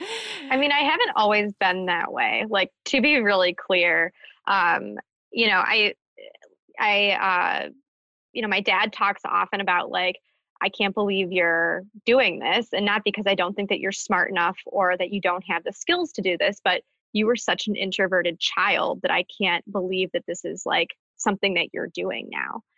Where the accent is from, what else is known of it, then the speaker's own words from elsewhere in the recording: Birmingham, Michigan, United States; in Birmingham in my hometown